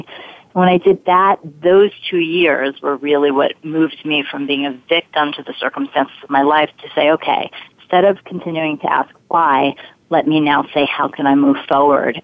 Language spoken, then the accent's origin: English; New York City, New York, United States; accent: Brooklyn; I grew up in Brooklyn. um, spent a lot of money to get rid of that accent, but here it comes up again